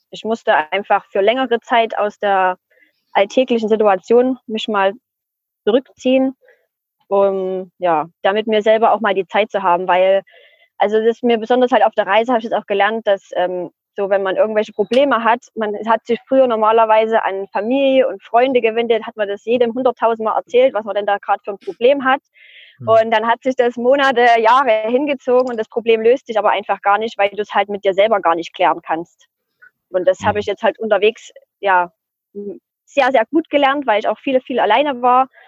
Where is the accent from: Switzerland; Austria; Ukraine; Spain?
Spain; Dann habe ich ihm auch gesagt, ich komme aus Spanien